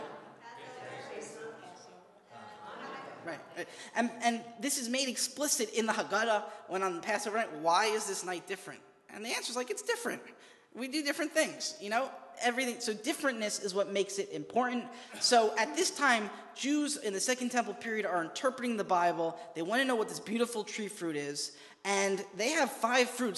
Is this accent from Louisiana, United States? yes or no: no; New York, United States; I'm from New York